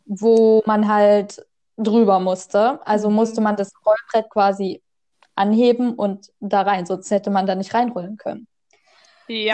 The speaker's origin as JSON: {"language": "German", "region": "Saxony", "country": "Germany", "said": "ich komme aus Sachsen"}